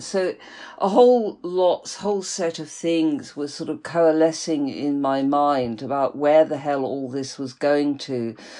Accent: Liverpool, North West England, United Kingdom; moved away as an adult; now in London, United Kingdom; I'm from Liverpool, yeah, which is a sort of, you know, quite a strong sort of, you know, geographical identity.

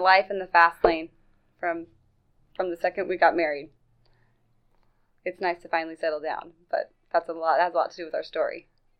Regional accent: Meridian, Idaho, United States; now in Nampa, United States; We're both from Meridian originally, and then we just kind of bounced around.

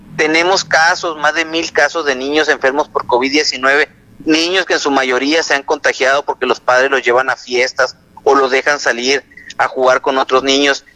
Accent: Sonora, Mexico; así somos los mexicanos, así somos los sonorenses.

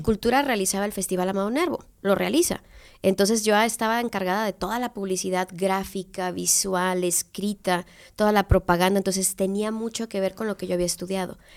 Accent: Tepic, Nayarit, Mexico; also born or lived in Guadalajara; regresarme a mi tierra después de que juré nunca regresar

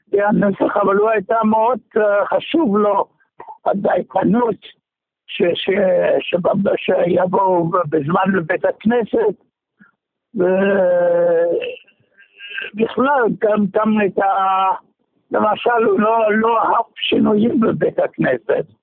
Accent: Germany; now in Israel; אני מגרמניה, כן.

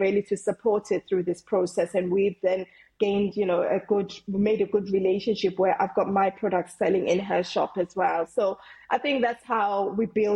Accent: South Africa; moved away as an adult; now in England; I'm originally from South Africa, I came to England when I was 18

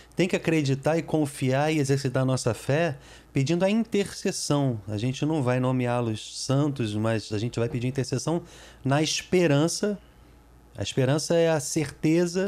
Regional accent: Brazil; also born or lived in United States; eu sou brasileiro, mas eu sou português também

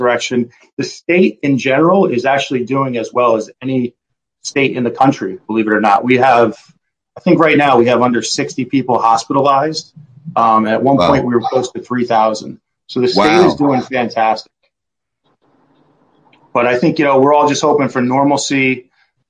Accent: New Jersey, United States; moved away as an adult; I was born and raised in New Jersey

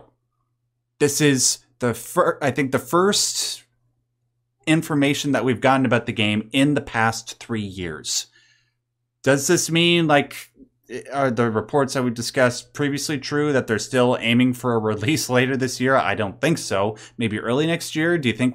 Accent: Canada; I'm Canadian

